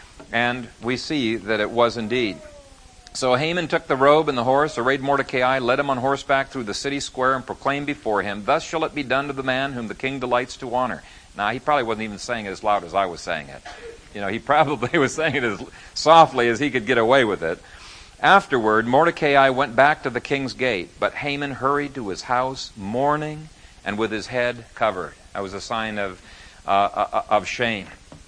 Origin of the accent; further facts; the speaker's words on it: Ethiopia; also born or lived in Canada; we didn't even know we'd grown up in Ethiopia till after we started courting. And I came from Canada